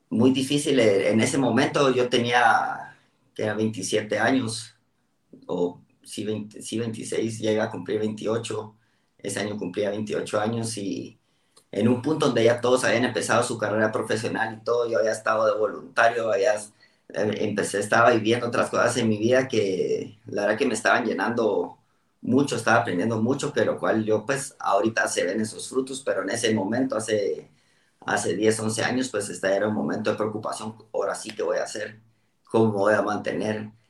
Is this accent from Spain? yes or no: no; Costa Rica; born there; also born or lived in Guatemala; primero yo nací en Costa Rica, me, por el trabajo de mi papá me tocó moverme mucho, terminé en Guatemala